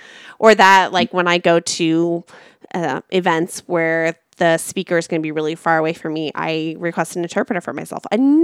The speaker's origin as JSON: {"language": "English", "area": "Orange County", "region": "California", "country": "United States", "said": "I'm from Orange County."}